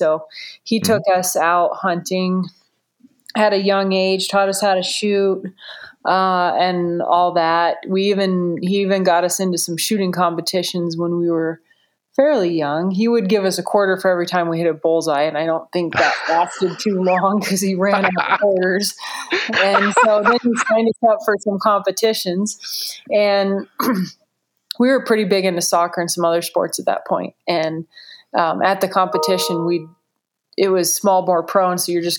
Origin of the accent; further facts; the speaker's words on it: Southwest Colorado, United States; we grew up in Southwest Colorado, the kind of down near the Four Corners area.